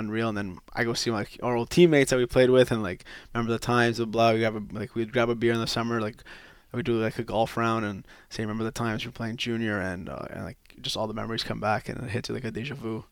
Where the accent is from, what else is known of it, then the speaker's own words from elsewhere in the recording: Quebec, Canada; I'm just from Quebec, born and raised in Quebec